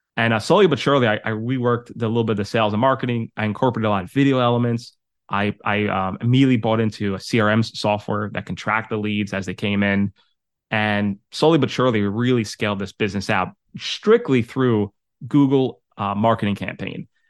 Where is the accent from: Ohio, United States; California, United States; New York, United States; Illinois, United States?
New York, United States; New York City; moved away; also born or lived in Westchester, New York / Connecticut; I'm originally from Staten Island, New York. I moved to Westchester and then my, set up my business in Connecticut.